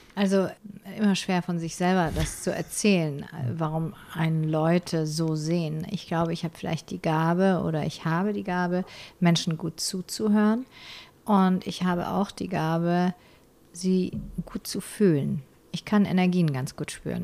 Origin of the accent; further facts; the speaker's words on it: Ulm, Baden-Württemberg, Germany; in Ulm wo ich aufgewachsen bin